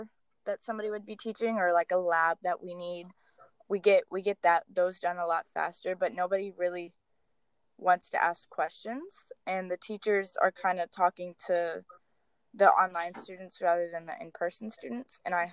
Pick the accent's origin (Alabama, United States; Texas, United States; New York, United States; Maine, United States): Texas, United States; Dallas; I was born and raised in Dallas, Texas